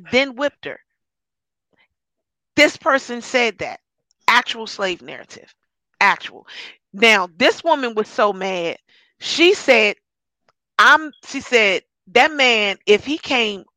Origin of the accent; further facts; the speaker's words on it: United States; I'm an American